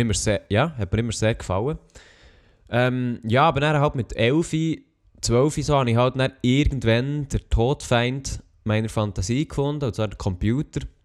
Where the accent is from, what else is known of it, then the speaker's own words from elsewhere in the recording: Switzerland; als Schweizer